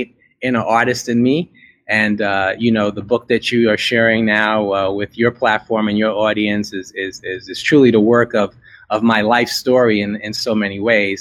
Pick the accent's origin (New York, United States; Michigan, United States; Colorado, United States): New York, United States; New York City; moved away; I was born in America, born in a little town in New York called Brooklyn